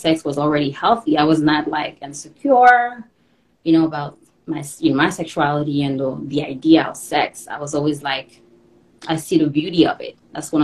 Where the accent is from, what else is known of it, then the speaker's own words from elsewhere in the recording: Haiti; moved away; I was born in Haiti, came here in 05.